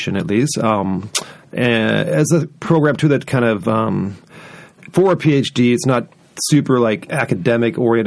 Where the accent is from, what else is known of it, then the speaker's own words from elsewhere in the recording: California, United States; also born or lived in Oregon / Seattle; now in Boise, United States; I grew up in California, was born in Oregon, lived in Seattle for years